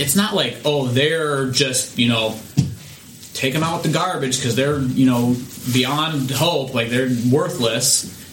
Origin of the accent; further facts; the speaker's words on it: United States; I'm an American